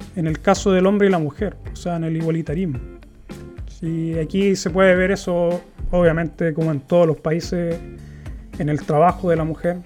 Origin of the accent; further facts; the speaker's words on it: Chile; moved away as an adult; now in Gothenburg, Sweden; en mi país, que es lo que yo conozco